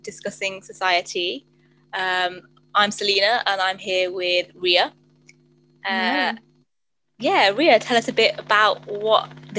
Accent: Wolverhampton, West Midlands, United Kingdom; also born or lived in Manchester; So I am 23 years old. I was born and raised in Wolverhampton.

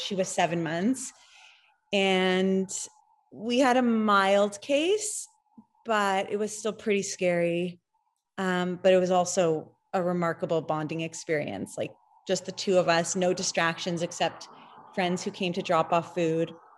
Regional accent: Toronto, Ontario, Canada; I am actually from Toronto and I live there

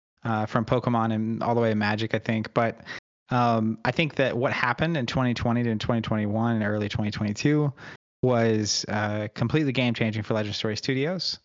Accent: Oklahoma, United States; I grew up in Oklahoma, so Bible belts, and grew up going to church

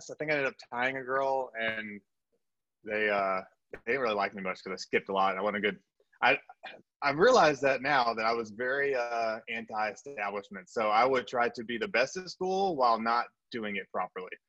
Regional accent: South Korea; born there; also born or lived in Texas / Japan; I was a military brat. So I was, I was born in Korea, uh, had a little stint in Texas, Japan, um, spent a summer abroad in Europe. Uh, but so kind of all over the world.

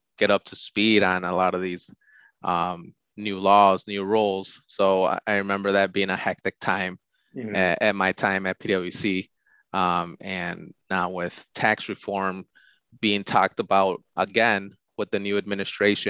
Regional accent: Glendale Heights, Illinois, United States; I grew up in Glendale Heights, which is about 45 minutes west of the city of Chicago

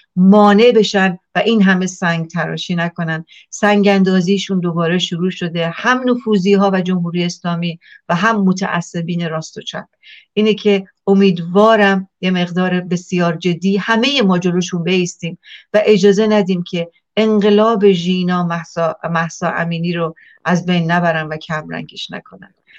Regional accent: Iran; moved away; من ایرانیم

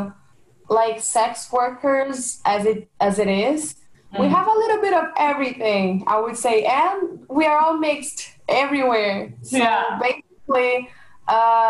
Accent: Brazil; I'm from Brazil

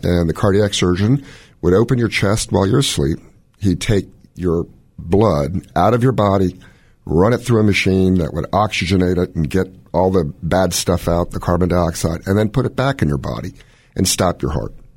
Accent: Washington, District of Columbia, United States; moved away as an adult; also born or lived in Baltimore / Durham; I was born in Washington, D C to a Chinese mom

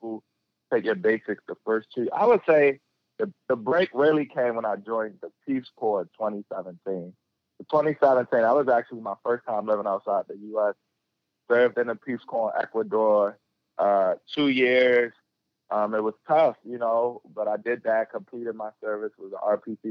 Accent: Baltimore, Maryland, United States; I grew up in West Baltimore

